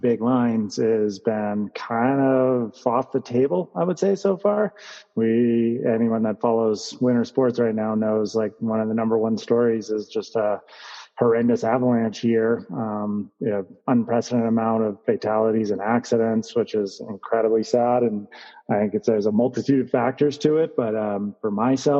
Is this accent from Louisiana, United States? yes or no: no; Santa Cruz, California, United States; I grew up in Santa Cruz, California